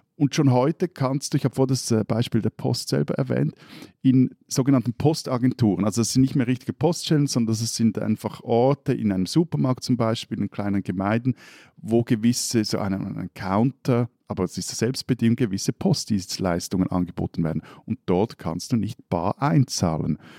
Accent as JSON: {"language": "German", "country": "Switzerland", "said": "als Schweizer"}